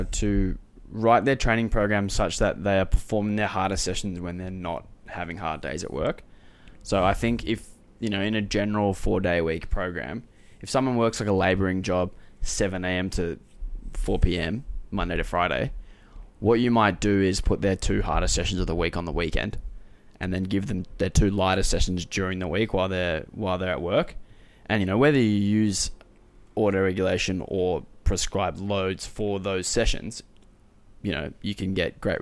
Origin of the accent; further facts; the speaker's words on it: Sydney, New South Wales, Australia; also born or lived in Adelaide, South Australia; I've lived in Sydney since I was six